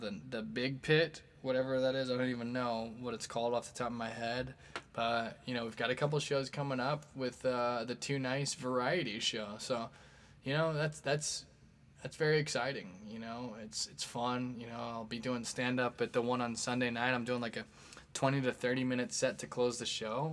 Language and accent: English; Midwest, United States; we're all from the Midwest